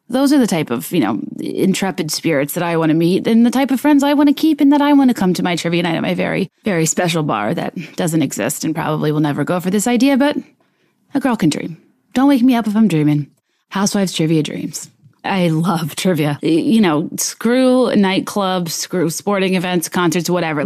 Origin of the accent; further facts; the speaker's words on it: Richmond, Virginia, United States; also born or lived in San Diego, California; My parents did choose to move to Richmond, Virginia